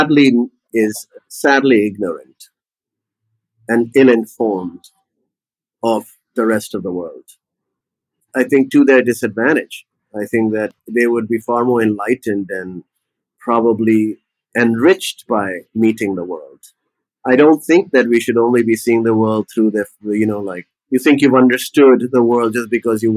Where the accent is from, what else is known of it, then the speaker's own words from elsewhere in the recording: Lucknow, Uttar Pradesh, India; moved away as an adult; also born or lived in England / United States; when we were growing up in Lucknow, we had a magical childhood.